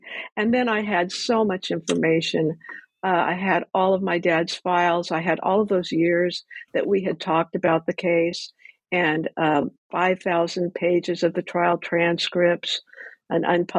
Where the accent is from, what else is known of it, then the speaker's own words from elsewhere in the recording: Ventura, California, United States; I grew up in Ventura, and somebody had brought up that case